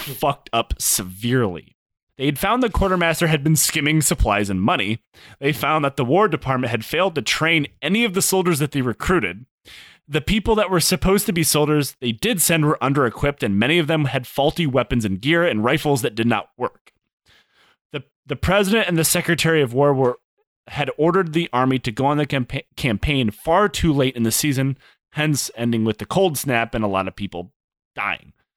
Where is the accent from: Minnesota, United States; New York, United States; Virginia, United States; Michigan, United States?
Michigan, United States; I am from Michigan